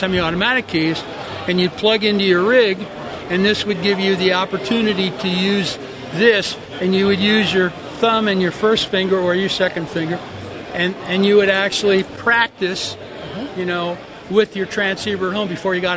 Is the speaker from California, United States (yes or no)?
yes; Southern California, United States; Southern California